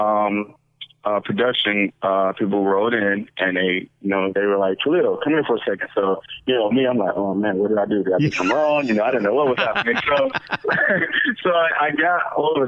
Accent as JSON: {"language": "English", "town": "Detroit", "region": "Michigan", "country": "United States", "also_born_or_lived": "Tampa, Florida", "moved": "yes", "said": "I'm from Detroit, Michigan"}